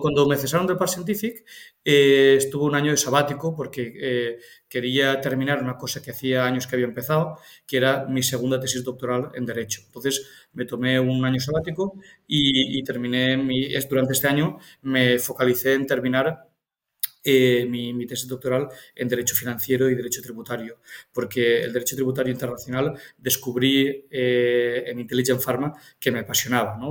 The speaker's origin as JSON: {"language": "Spanish", "town": "Cocentaina", "region": "Valencian Community", "country": "Spain", "said": "mi pueblo, o sea, es un pueblo Alicante, Cocentaina"}